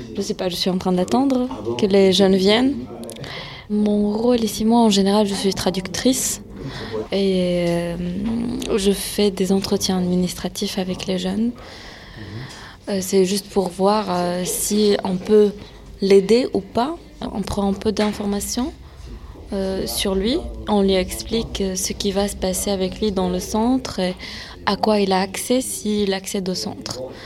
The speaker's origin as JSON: {"language": "French", "country": "France", "tie": "born or raised there", "said": "mes parents sont nés en Syrie, moi je suis née en France"}